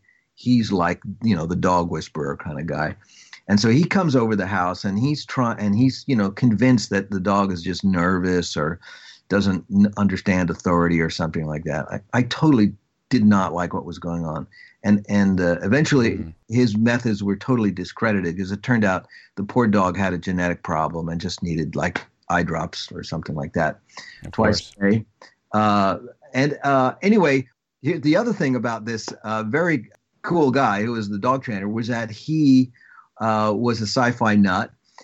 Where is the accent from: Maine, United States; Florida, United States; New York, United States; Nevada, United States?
New York, United States; Long Island; Well, I am from Long Island, and, you know, for most parts of the country, it's another planet.